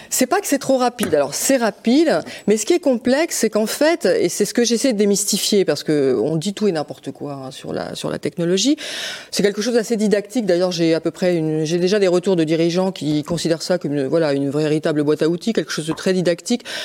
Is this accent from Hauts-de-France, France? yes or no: yes; Lille, Hauts-de-France, France; je suis lilloise, hein, donc j'appartiens euh, à, cette région des Hauts-de-France